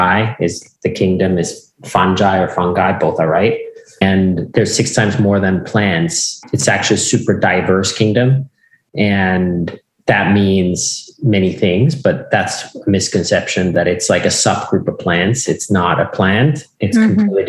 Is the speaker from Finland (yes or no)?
yes; Finland; I grew up in Finland and on a farm that has been with us from since 1619 at least